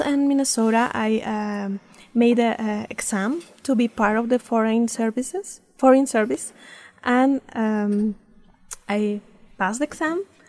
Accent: Mexico City, Mexico; English is a second language; moved away as an adult; now in Idaho, United States; I'm from uh, Mexico City. I'm born in Mexico City, and then I study there in the University uh, Autónoma of Mexico

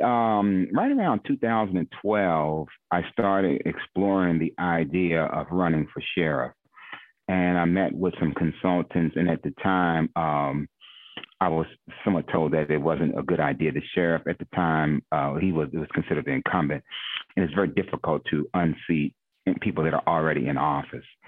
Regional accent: Glass Manor, Maryland, United States; I'm from Glass Manor, so when I say I'm prideful, you you know will always hear me refer back to Oxon Hill. we have a very strong alumni, very prideful, very prideful of, of growing up in Glass Manor

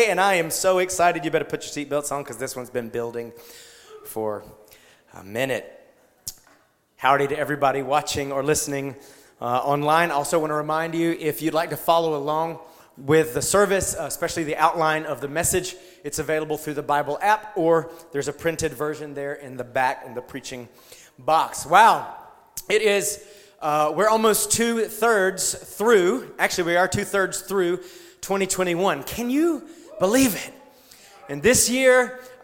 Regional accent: South Georgia, United States; I grew up in South Georgia

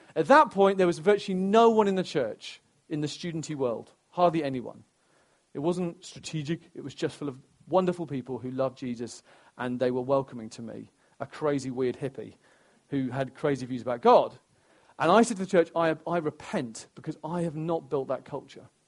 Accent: Stamford, East Midlands, United Kingdom; my hometown in Stamford, where I'm from, I'm, oh, I care uh, deeply about Stamford and Lincolnshire um, because it's where I'm from

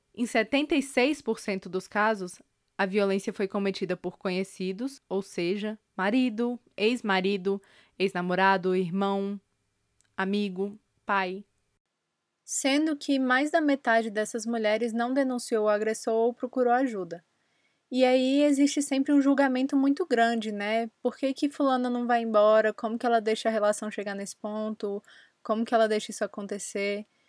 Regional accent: Brasília, Federal District, Brazil; eu nasci em Brasília e eu estou cursando o meu último semestre no curso de jornalismo pela Universidade de Brasília

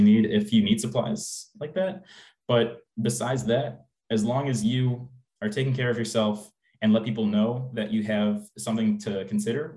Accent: Tinley Park, Illinois, United States; moved away as an adult; also born or lived in South Bend, Indiana / Dublin, Ireland; my hometown of Tinley Park

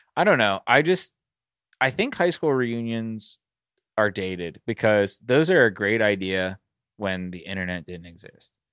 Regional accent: Pittsburgh, Pennsylvania, United States; I was born in Pittsburgh, I'm from here

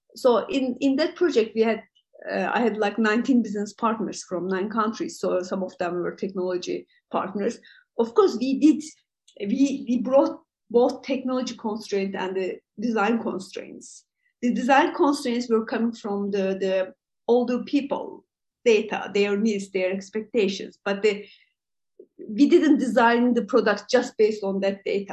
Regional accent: Turkey; also born or lived in Europe; I'm from uh, uh, Turkey. Uh, I'm based in uh, Istanbul

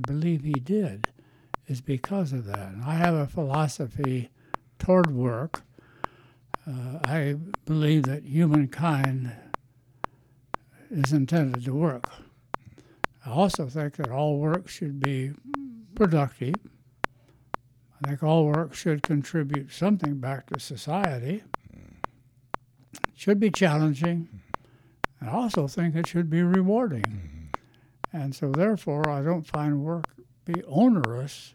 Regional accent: central Illinois, United States; Grew up in central Illinois on a farm.

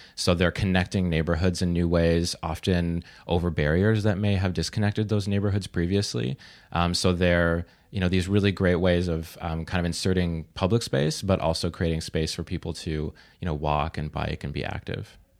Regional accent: Vancouver, British Columbia, Canada; now in Toronto, Canada; I'm from Vancouver

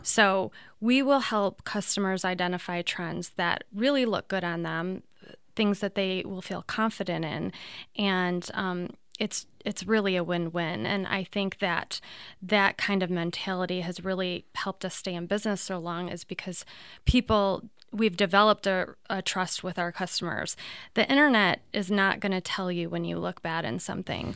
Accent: Toledo, Ohio, United States; I'm from Toledo

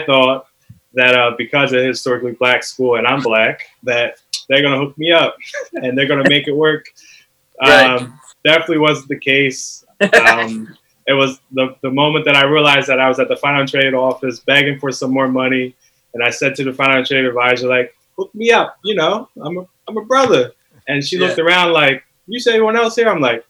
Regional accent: Bristol, Pennsylvania, United States; I'm a Bristolian. Shout out to Bristol Borough. I spent majority of my teenage years, high school, kindergarten, growing up in Bristol. So I grew up in Bristol

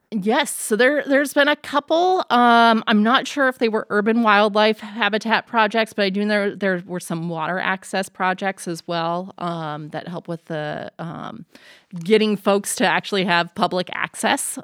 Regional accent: Missoula, Montana, United States; moved away; growing up in Missoula, we spent a lot of time outdoors

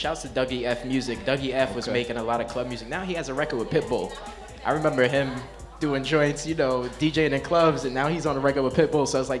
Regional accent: Brooklyn, New York, United States; born there; also born or lived in Bronx, United States / New Jersey, United States; I was born in Brooklyn, moved to the Bronx, moved to Jersey. I've been all over, but I'm in East New York right now.

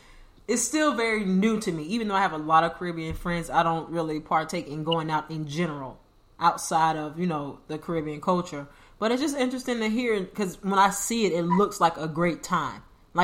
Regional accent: United States; Because I'm American

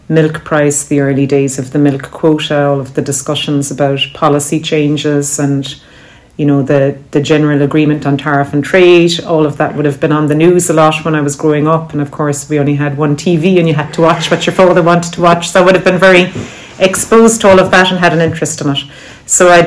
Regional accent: County Cork, Munster, Ireland; moved away as an adult; I grew up about six or seven miles from here, but I only came back to Cork in 2016. I was gone for my education and the first part of my career. I grew up on a dairy farm.

